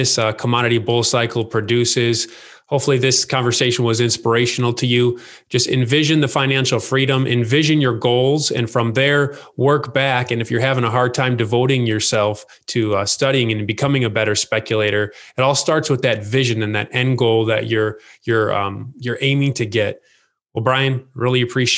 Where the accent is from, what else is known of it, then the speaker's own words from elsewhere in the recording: United States; as an American